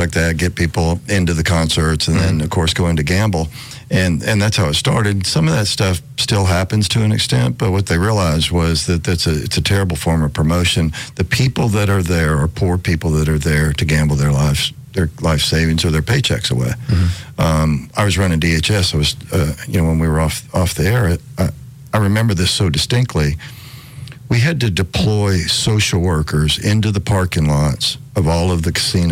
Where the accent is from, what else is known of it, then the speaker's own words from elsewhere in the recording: Alabama, United States; I grew up in Alabama